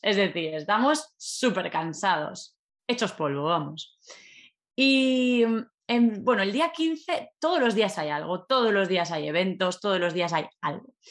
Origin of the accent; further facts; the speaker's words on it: Valencia, Valencian Community, Spain; yo soy de Valencia